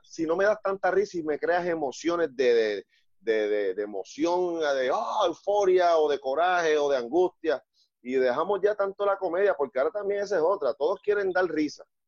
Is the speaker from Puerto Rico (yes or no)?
yes; Puerto Rico